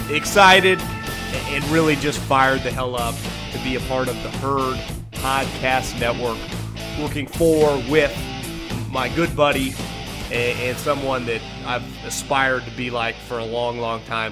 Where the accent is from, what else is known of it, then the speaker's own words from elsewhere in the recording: Northern California, United States; moved away as an adult; also born or lived in Philadelphia; born and raised in Northern California